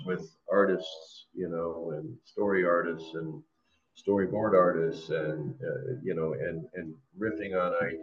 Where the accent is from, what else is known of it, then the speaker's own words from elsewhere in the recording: Washington, United States; now in Los Angeles, United States; I grew up in the Pacific Northwest